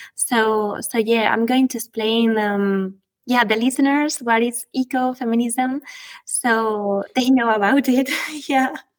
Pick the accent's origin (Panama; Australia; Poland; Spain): Spain; Guadalajara, Castilla-La Mancha; I was born in Guadalajara, Spain, and raised in a little village in the middle of a natural reserve.